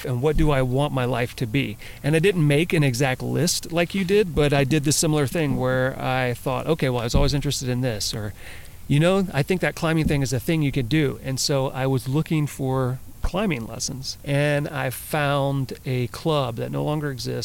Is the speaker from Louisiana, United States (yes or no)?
yes; Louisiana, United States; now in California, United States; So I grew up in Louisiana, and I spent a lot of time in the woods and playing outside.